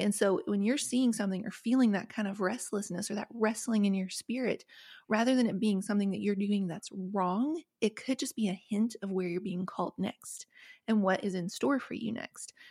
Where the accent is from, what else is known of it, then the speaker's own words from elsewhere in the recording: West Virginia, United States; the trailer where I grew up in West Virginia